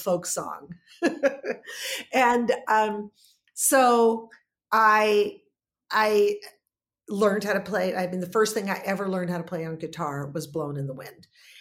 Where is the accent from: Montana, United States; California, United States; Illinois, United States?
California, United States; Los Angeles; growing up in California, in Hollywood, California, in the 60s